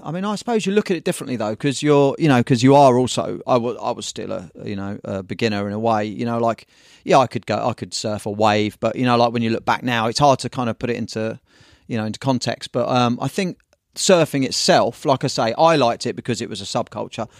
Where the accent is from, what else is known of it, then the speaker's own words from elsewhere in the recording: Brighton, South East England, United Kingdom; now in Newquay, United Kingdom; I'm from Brighton originally